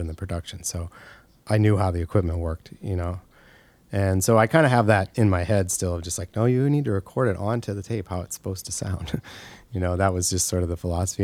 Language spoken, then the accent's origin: English; Monmouth, Illinois, United States; also born or lived in Macomb, Illinois; I grew up in Monmouth, Illinois, which is very close to there